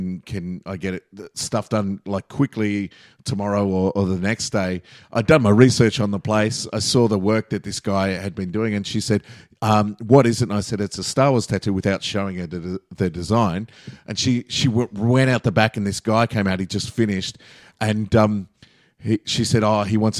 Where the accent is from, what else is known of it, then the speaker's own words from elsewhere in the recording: Melbourne, Victoria, Australia; I'm from Melbourne